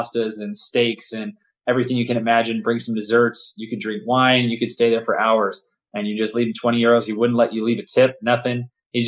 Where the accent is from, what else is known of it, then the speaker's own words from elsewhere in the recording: Santa Barbara, California, United States; moved away as an adult; also born or lived in Houston, Texas; now in Le Mans, France; growing up in Santa Barbara, California